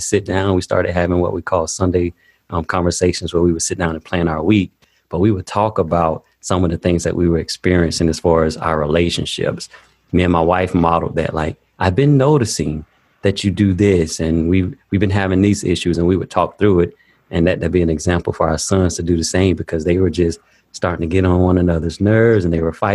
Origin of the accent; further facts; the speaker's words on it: Daytona Beach, Florida, United States; I grew up in Daytona Beach, Florida, about 15 minutes from the beach